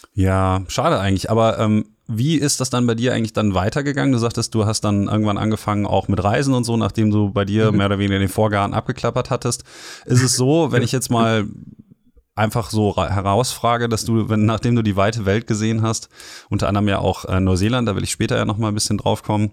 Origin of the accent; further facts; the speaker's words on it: Ruhr area, North Rhine-Westphalia, Germany; ich komme ja aus dem Ruhrgebiet